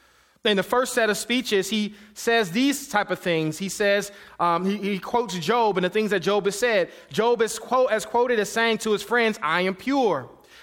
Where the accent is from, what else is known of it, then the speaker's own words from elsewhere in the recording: Detroit, Michigan, United States; I'm kid from Detroit, Michigan, so I know how to squeeze toothpaste out of a little tube.